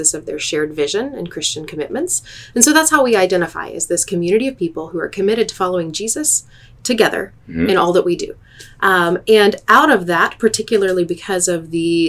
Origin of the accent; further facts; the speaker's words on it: Northwest Arkansas, United States; moved away as an adult; now in Abilene, United States; I grew up in Northwest Arkansas